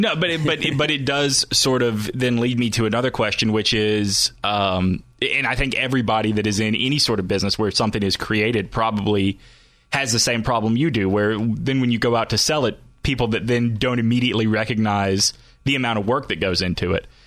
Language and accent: English; Alabama, United States; moved away; I grew up in Alabama, so a lot of friends and family still down there.